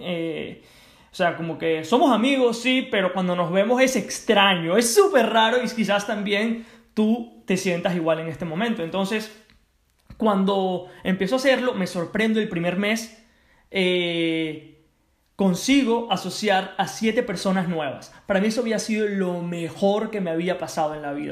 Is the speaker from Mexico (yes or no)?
no; Venezuela; also born or lived in United States; now in Spain; Me regreso a Venezuela, mi país de origen